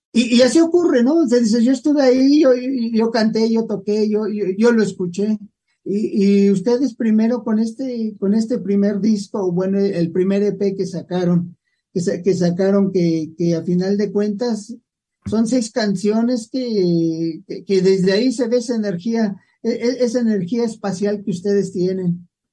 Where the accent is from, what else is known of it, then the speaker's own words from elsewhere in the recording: Mexico; aquí en México decimos los caminos se olvidan, pero la querencia nunca